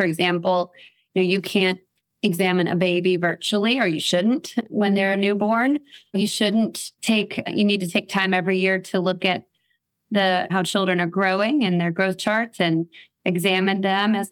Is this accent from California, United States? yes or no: no; New Orleans, Louisiana, United States; here in my hometown of New Orleans